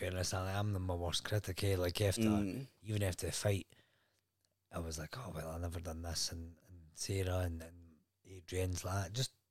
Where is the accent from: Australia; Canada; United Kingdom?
United Kingdom; Scotland; now in Wales, United Kingdom